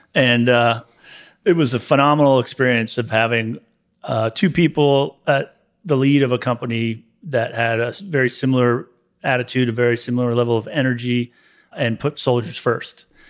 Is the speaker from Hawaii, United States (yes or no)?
no; Gaithersburg, Maryland, United States; also born or lived in Hutchinson, Kansas; now in Savannah, United States; I was born in Hutchison, Kansas, and, uh, raised in Gaithersburg, Maryland.